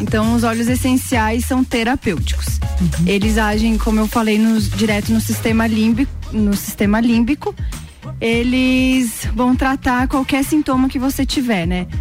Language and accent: Portuguese; São Lourenço do Oeste, Santa Catarina, Brazil; now in Lages, Brazil; E tenho mais dois irmãos e nós, nós três nascemos lá